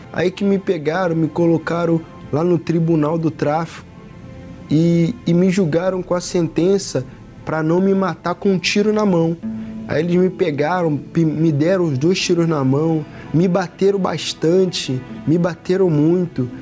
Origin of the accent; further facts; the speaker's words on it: Rio de Janeiro, Brazil; also born or lived in Bahia; Eu nasci na Bahia. A minha mãe me deixou com a minha avó para vir para o Rio de Janeiro trabalhar. E, e desde, o meu, desde o meu início da minha criação, eu nasci uma criança rejeitada. Eu cresci com ódio da minha mãe. Mesmo falando com ela, no fundo, no fundo eu tinha um ódio, tinha uma, uma angústia, tinha uma mágoa da minha mãe. Com sete anos eu vim morar no Rio de Janeiro